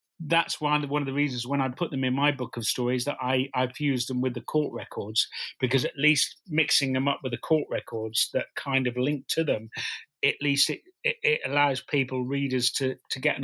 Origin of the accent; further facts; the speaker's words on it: Norwich, East of England, United Kingdom; I come from Norwich